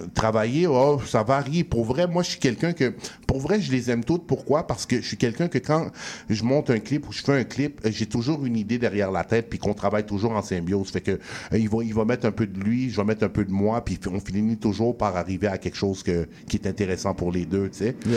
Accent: Montreal, Quebec, Canada; où ce que j'ai grandi, tu sais, je viens de, pas loin de Ollier, puis c'est le parc Carignan

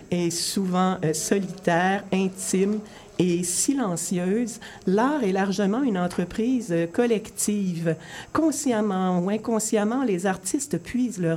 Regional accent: Rimouski, Quebec, Canada; je suis allée faire un petit séjour de 48 heures chez moi à Rimouski.

